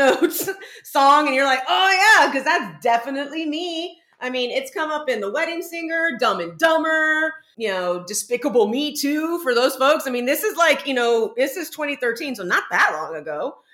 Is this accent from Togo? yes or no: no; San Antonio, Texas, United States; now in New York, United States; I grew up in San Antonio, legit, but I went to like high school on farmland, legit.